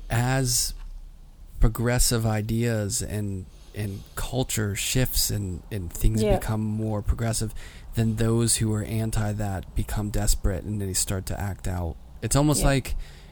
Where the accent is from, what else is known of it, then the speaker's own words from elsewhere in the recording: New York, United States; being a New Yorker